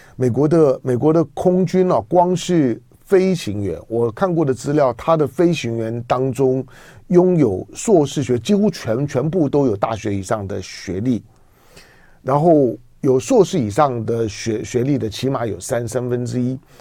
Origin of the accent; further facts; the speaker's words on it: Taiwan; 我是一个台湾人